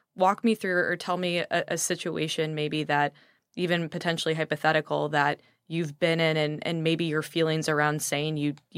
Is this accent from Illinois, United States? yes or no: yes; Chicago, Illinois, United States; I grew up in Chicago.